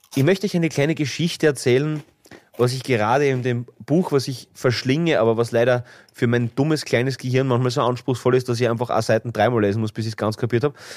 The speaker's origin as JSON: {"language": "German", "town": "Graz", "region": "Styria", "country": "Austria", "said": "bei uns in Graz"}